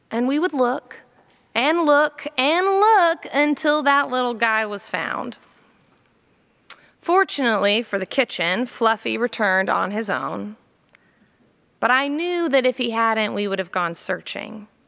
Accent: Jacksonville, Florida, United States; also born or lived in Columbia, South Carolina; When I was four years old, we moved from Columbia, South Carolina to Jacksonville, Florida.

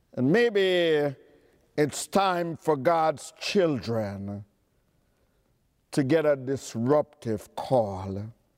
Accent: New York City, New York, United States; I'm from Queens County

